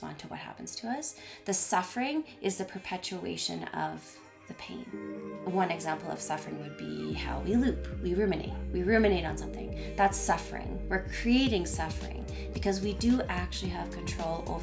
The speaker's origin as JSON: {"language": "English", "town": "Ottawa", "region": "Ontario", "country": "Canada", "tie": "born or raised there", "also_born_or_lived": "Quebec / Vancouver", "moved": "as an adult", "said": "I grew up in Ottawa"}